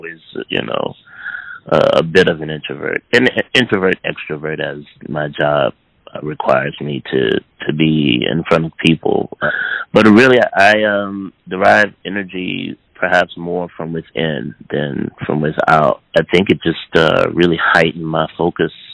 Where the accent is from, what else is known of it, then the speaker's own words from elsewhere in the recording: New Orleans, Louisiana, United States; I grew up not only in New Orleans